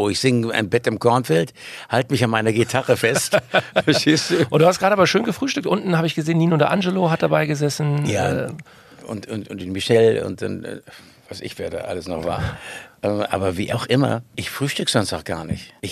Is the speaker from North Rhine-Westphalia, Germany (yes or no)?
no; Nauen, Brandenburg, Germany; now in Schleswig-Holstein, Germany; Ich bin eigentlich in Nauen geboren. Da hat er zufällig noch einen Kreissaal aufgetan. War er der Geburtshelfer. Meine Mutter hat ordentlich mitgespielt. Und so bin ich hier aufgewachsen in, in, und dann aus Berlin raus nach Schleswig-Holstein.